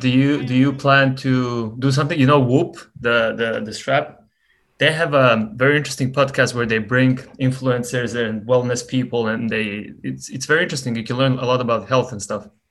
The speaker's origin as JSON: {"language": "English", "country": "Montenegro", "moved": "yes", "lives_now": "United States", "said": "I come from Montenegro"}